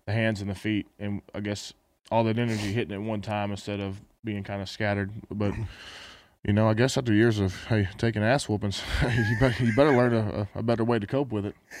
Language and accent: English; Texas, United States; I guess we're both from Texas